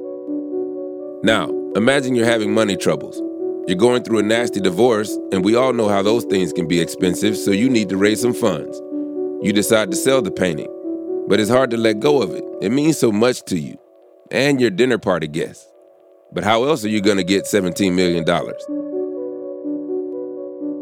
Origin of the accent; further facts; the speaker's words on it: the South, United States; We're both from the South